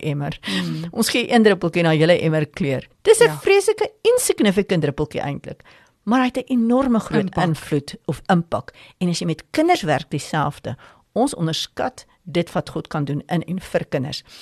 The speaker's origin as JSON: {"language": "Afrikaans", "country": "South Africa", "said": "ek is 'n Afrikaner, ons bly in Afrika"}